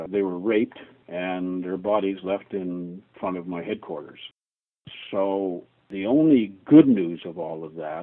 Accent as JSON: {"language": "English", "country": "Canada", "said": "I'm a Canadian"}